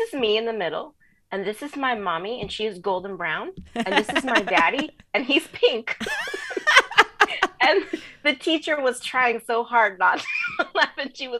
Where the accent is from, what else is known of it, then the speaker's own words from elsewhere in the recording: Southern California, United States; growing up in Southern California